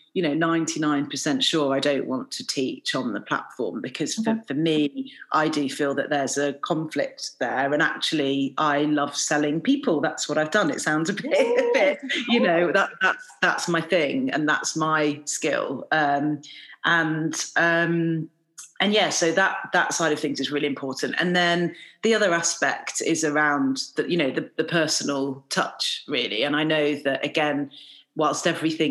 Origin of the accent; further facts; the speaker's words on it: England, United Kingdom; I'm Indian by background, but I've lived in England most of my life